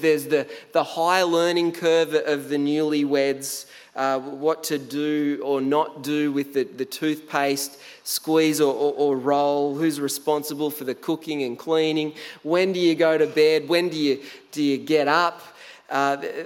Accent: Tathra, New South Wales, Australia; moved away as an adult; also born or lived in Canberra; when I first moved out of home from the beautiful Tathra on the far south coast of New South Wales

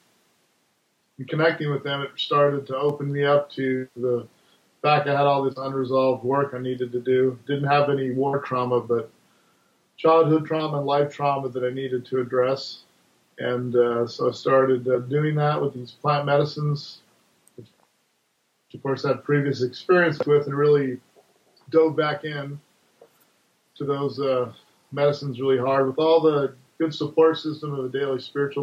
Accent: Hawaii, United States; moved away as an adult; I grew up in Hawaii where cannabis was part of the culture and used it there growing up

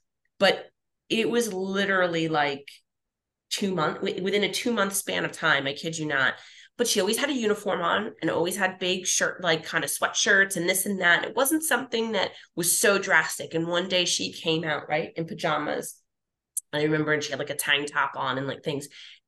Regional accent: Philadelphia, Pennsylvania, United States; we like to eat in our family. We're from Philly. Like, we like food.

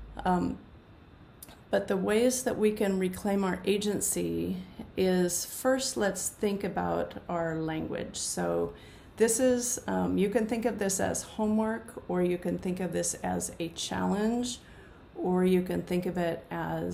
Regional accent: United States; I'm speaking from the United States where I've grown up

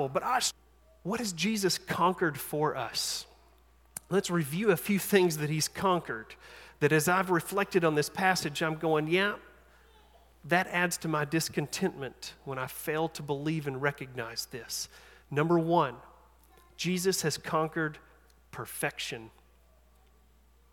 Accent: East Tennessee, United States; I'm from East Tennessee

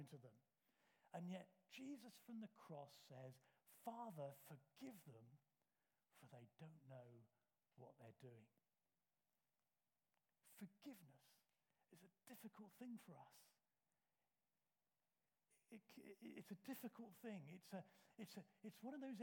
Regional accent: United Kingdom; We're British.

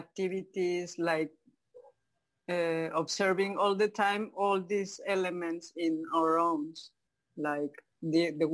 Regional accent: Mexico City, Mexico; English is a second language; moved away as an adult; now in Cozumel, Mexico; I was born in Mexico City. And when I was a little child, my both parents were like working all day.

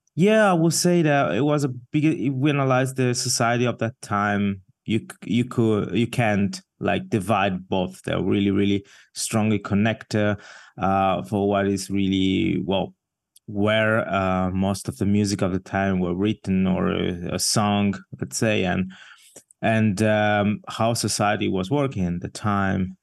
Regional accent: Ascona, Ticino, Switzerland; moved away as an adult; also born or lived in Mumbai, India; now in Basel, Switzerland; I grew up in the south part of the country

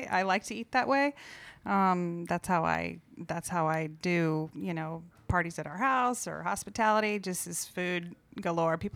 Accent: Melbourne, Florida, United States; also born or lived in Miami; Well, I also am from Florida. I grew up in Melbourne, Florida, on the east

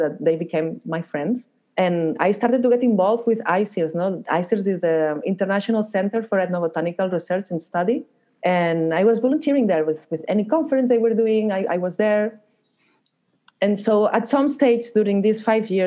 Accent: Barcelona, Catalonia, Spain; moved away as an adult; also born or lived in Peru; I'm from Barcelona

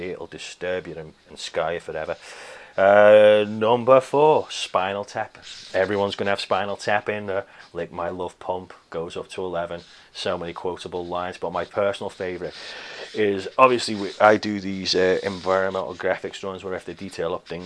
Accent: Liverpool, North West England, United Kingdom; I was born and raised around Liverpool.

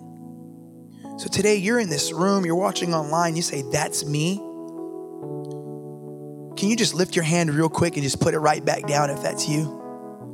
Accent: Los Angeles, California, United States; I grew up in East

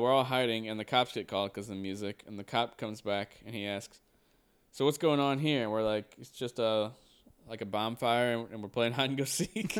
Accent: United States; we are from America

